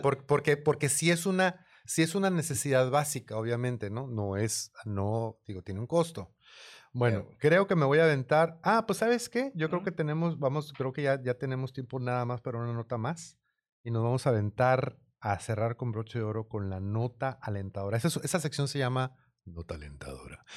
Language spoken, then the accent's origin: Spanish; Mexico; me criaron en México, mi escuela, escuela pública